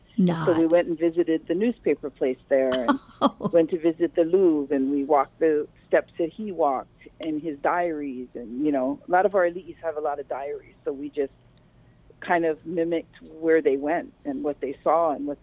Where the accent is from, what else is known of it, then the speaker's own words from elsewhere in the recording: Hawaii, United States; our royals here in Hawaii